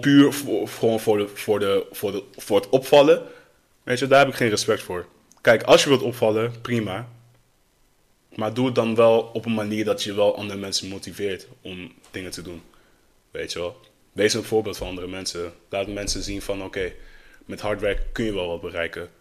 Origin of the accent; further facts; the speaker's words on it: Netherlands; Opgegroeid in Nederland